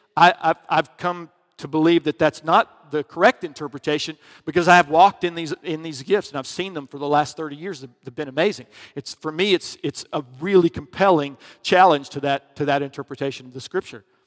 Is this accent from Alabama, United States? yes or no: yes; Alabama, United States; I was from Alabama back in, you know, grew up in the eighties